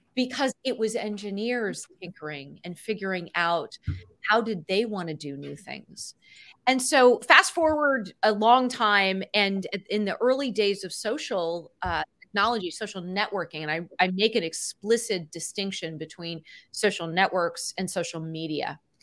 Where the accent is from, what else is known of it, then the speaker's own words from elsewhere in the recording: Cupertino, California, United States; I grew up in Cupertino in the, in California where Apple's headquartered in the, in the seventies and eighties